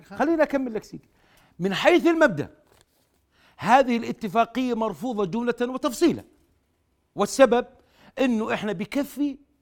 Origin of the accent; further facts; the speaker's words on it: Jordan; انا كاردني